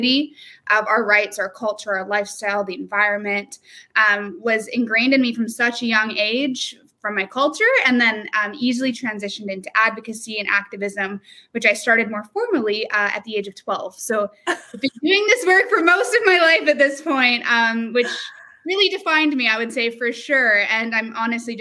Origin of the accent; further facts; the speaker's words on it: Vancouver, British Columbia, Canada; I was born and raised on the Fraser River with my family